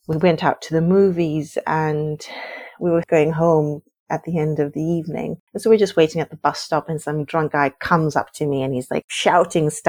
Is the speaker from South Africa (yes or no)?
yes; South Africa; moved away as an adult; also born or lived in Norway / Palestine; I grew up in probably one of the most racialized countries in the world